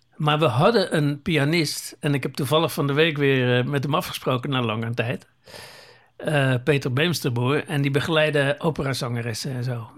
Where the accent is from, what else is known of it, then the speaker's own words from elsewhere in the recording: Zeeland, Netherlands; moved away; wij komen oorspronkelijk uit Zeeland